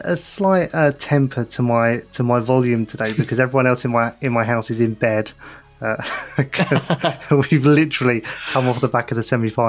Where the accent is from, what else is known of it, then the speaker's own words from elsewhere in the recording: United Kingdom; I'm British